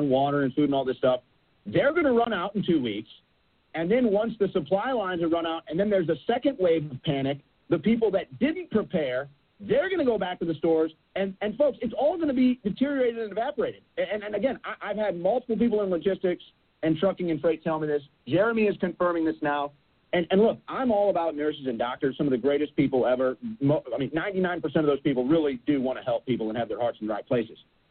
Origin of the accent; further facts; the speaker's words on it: St. Louis, Missouri, United States; I'm from St. Louis. I'm from the Midwest